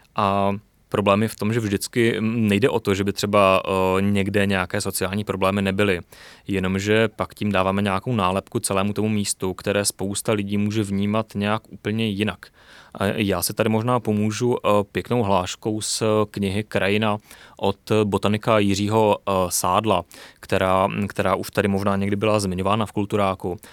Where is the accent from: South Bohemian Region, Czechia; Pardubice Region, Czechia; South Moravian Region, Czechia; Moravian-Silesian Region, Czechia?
Moravian-Silesian Region, Czechia; Ostrava; já nejsem ze sudety, já jsem z Ostravy